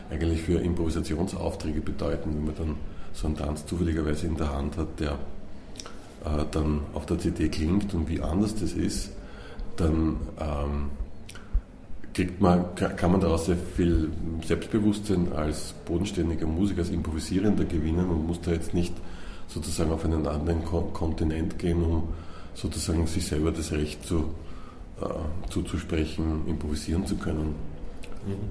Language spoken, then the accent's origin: German; Vienna, Austria; born there; weil ich bin gebürtiger Wiener